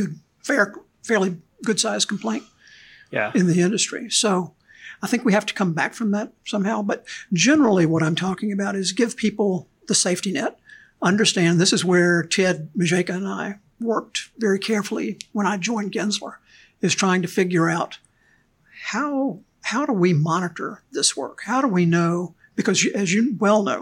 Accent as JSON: {"language": "English", "town": "Natchez", "region": "Mississippi", "country": "United States", "tie": "born or raised there", "said": "I grew up in Mississippi, Natchez, Mississippi"}